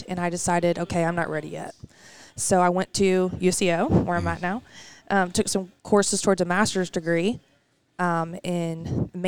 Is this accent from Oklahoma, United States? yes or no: yes; Oklahoma City, Oklahoma, United States; Originally from Oklahoma City. I actually graduated from Southmore the first year it opened.